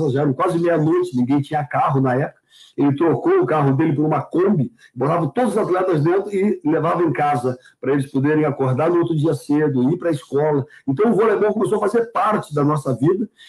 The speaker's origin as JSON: {"language": "Portuguese", "town": "Porto Alegre", "region": "Rio Grande do Sul", "country": "Brazil", "tie": "born or raised there", "also_born_or_lived": "São Leopoldo", "said": "eu nasci em São Leopoldo, com seis anos de idade, nossos pais nos levaram para Porto Alegre, que queria que a gente estudasse é, em Porto Alegre"}